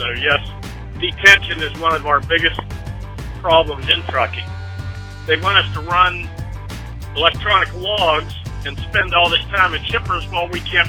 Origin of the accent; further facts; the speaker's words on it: Pittsburgh, Pennsylvania, United States; I'm from Pittsburgh, PA.